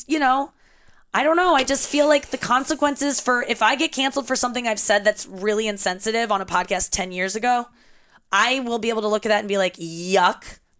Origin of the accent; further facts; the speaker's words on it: St. Louis, Missouri, United States; I was raised in St. Louis.